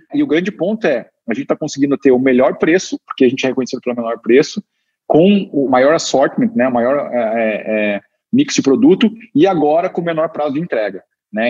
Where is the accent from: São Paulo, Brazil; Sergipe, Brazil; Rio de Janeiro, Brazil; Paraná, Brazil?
Paraná, Brazil; Curitiba; eu, sou curitibano